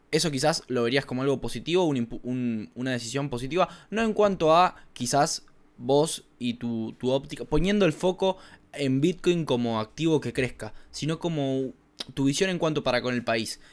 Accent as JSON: {"language": "Spanish", "country": "Argentina", "said": "a mí como un argentino que reside en Argentina"}